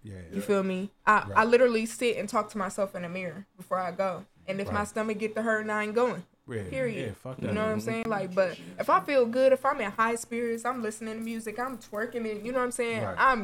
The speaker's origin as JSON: {"language": "English", "region": "Ohio", "country": "United States", "said": "I'm from Ohio"}